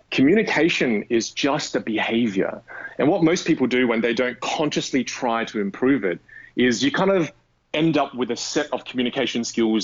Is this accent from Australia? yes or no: yes; Australia; accent: Australian; I want the Australian friendliness of my accent mixed with a little bit of intelligence from the British.